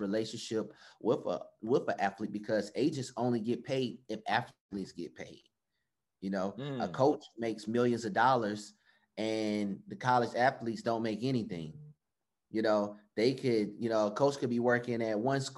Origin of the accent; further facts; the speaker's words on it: Atlanta, Georgia, United States; I'm from Atlanta, Georgia